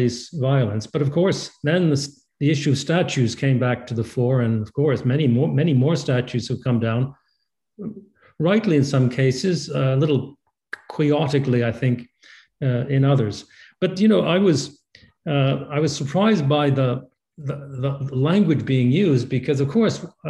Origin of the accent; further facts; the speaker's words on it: Canada; as a Canadian